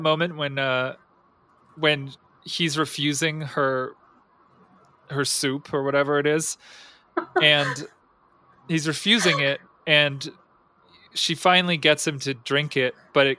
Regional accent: New England, United States; I'm from New England

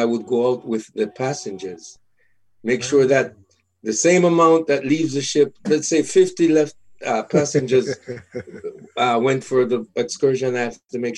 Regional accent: Montego Bay, Saint James, Jamaica; now in Toronto, Canada; I'm from Montego Bay, Jamaica

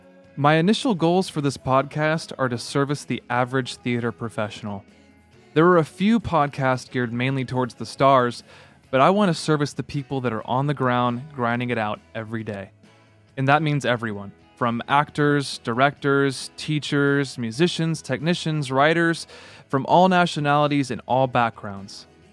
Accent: Mansfield, Texas, United States; I was born and raised in Dallas-Fort Worth, Texas, and I spent most of that time in a suburb just outside called Mansfield.

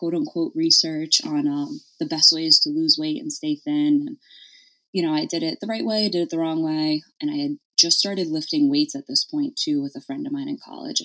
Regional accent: Stamford, Connecticut, United States; I'm born and raised in Connecticut in the Panhandle. I'm in Stamford, so I'm right outside of New York City

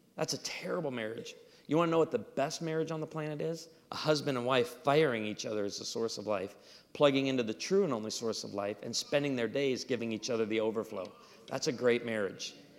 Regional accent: Missouri, United States; I'm from Missouri.

